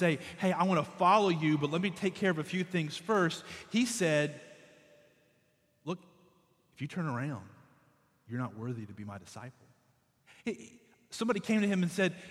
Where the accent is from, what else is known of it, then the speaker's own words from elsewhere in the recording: Conway, South Carolina, United States; I'm from Conway